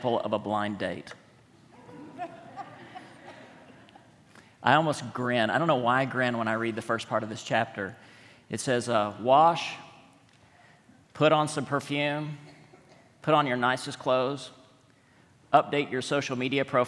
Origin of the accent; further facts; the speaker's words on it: West Texas, United States; moved away; also born or lived in Montgomery, Alabama; I was born and raised in West Texas